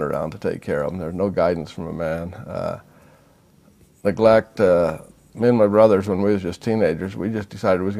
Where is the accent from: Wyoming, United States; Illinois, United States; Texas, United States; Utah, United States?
Utah, United States; also born or lived in Salt Lake City, Utah; I remember me and my two brothers and some of our friends was playing at the mine in the mountains a lot. I remember when we moved to Salt Lake in 1958